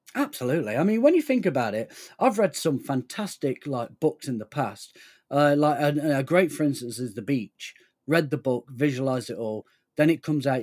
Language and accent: English; United Kingdom; We're British